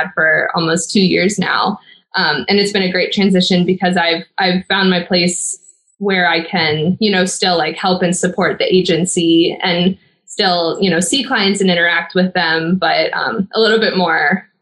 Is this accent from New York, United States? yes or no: no; Indiana, United States; also born or lived in Chicago; I'm originally from Indiana.